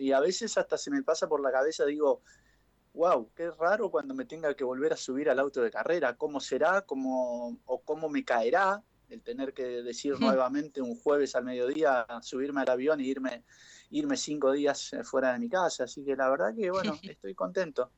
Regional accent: Chaco, Argentina; moved away as an adult; also born or lived in Buenos Aires; now in Pilar, Argentina; Todos saben que soy chaqueño.

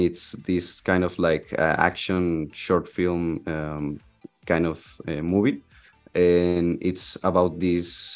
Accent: Monterrey, Nuevo León, Mexico; I'm from Monterrey, Mexico.

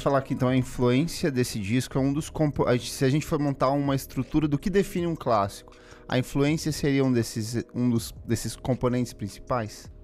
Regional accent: Paraná, Brazil; eu sou do Paraná

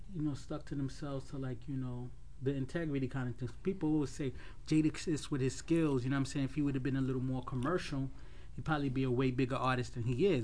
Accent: New York City, New York, United States; we're from Queens

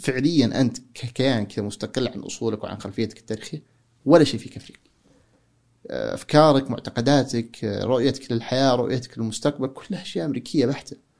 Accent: Saudi Arabia; now in United States; عندنا في السعودية

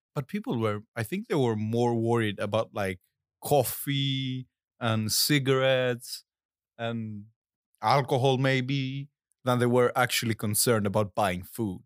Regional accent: Ioannina, Epirus, Greece; moved away; I was in Greece, in my hometown called Ioannina

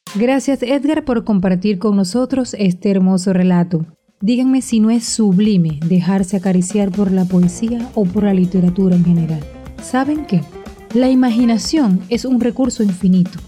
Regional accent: Venezuela; aquí en mi país, en Venezuela

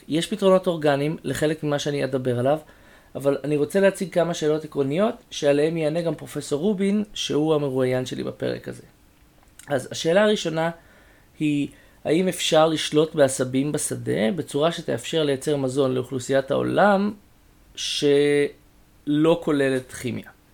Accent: Israel; גדלתי במושב

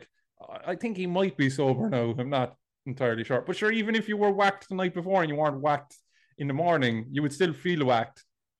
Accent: near Kilmichael, West Cork, Munster, Ireland; I went to school in Dunmanway, but I'm from kind of a country parish next to Kilmichael.

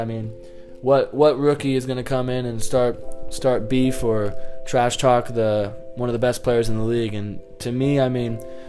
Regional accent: Seattle, Washington, United States; I am from Seattle

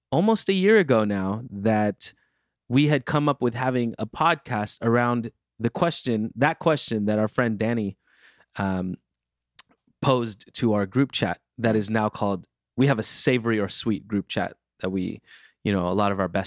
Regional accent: California, United States; I'm a Californian through and through.

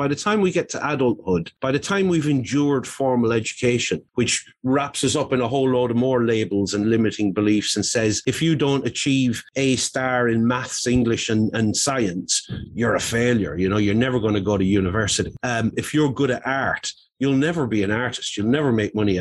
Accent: Ireland; I grew up in Roman Catholic Ireland in the 1970s

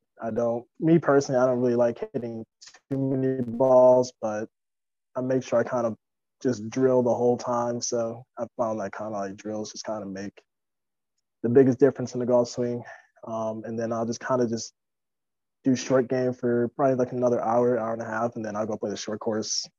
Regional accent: Michigan, United States; I'm from Michigan

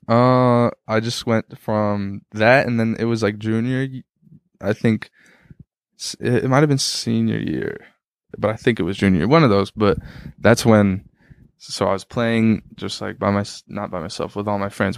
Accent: Tacoma, Washington, United States; moved away as an adult; now in Minneapolis, United States; Isaiah Thomas grew up on my street that I grew up on

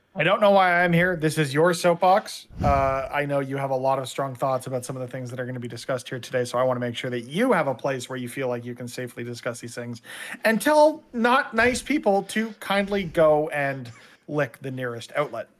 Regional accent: Canada; I'm sitting here as a Canadian

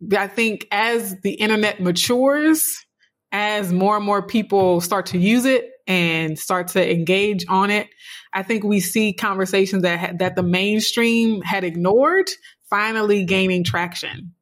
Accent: South Louisiana, United States; a dark skinned, you know, black girl growing up in South Louisiana

